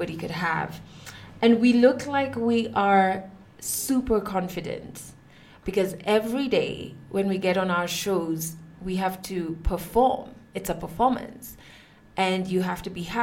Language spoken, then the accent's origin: English; Kenya; I am a Kenyan woman who has been on radio for the past 9 years.